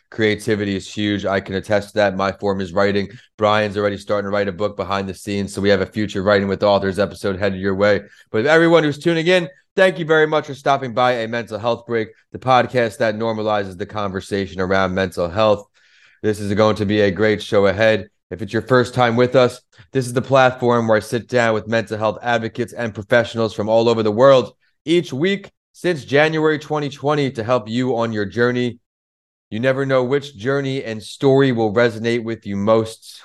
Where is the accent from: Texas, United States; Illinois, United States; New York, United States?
New York, United States; growing up in New York, rap music was the main music we listened